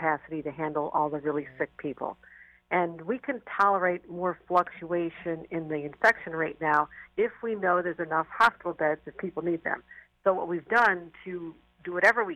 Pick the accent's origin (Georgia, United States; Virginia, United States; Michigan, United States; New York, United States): New York, United States; Buffalo; I am from Buffalo